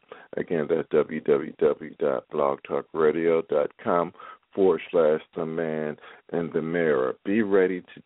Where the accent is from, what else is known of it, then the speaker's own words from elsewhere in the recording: Philadelphia, Pennsylvania, United States; now in Baltimore, United States; there in the Philadelphia area, which is my hometown.